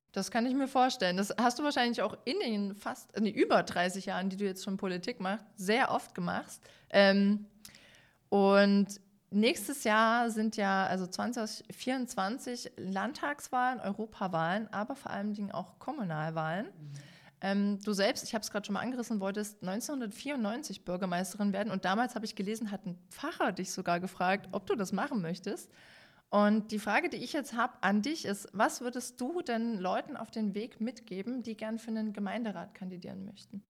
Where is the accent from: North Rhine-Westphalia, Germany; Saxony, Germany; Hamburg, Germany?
Saxony, Germany; Dresden; Als Dresdnerin